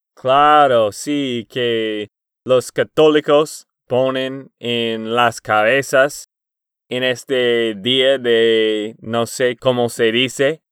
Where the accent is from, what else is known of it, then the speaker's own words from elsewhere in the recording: Texas, United States; de Texas, Estados Unidos